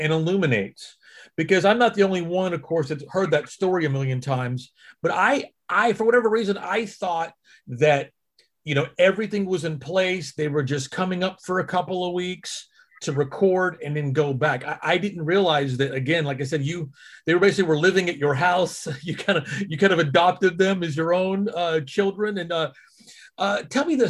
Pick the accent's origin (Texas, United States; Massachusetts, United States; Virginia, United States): Texas, United States; I grew up in Texas